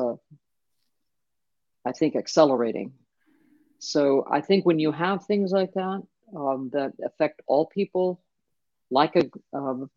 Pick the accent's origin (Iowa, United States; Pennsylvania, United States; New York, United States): Iowa, United States; Denison; I grew up in Denison, Iowa, that was all white